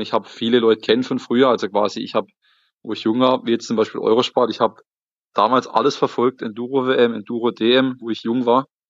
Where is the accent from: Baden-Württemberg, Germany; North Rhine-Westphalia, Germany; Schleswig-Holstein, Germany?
Baden-Württemberg, Germany; Emmendingen; ich komme ähm, aus dem Schwarzwald, aus, ja, besser gesagt, aus dem Kaiserstuhl. Schau, ja. Äh, relativ bekannte Urlaubsregion, Weinregion. Und genauer gesagt aus Emmendingen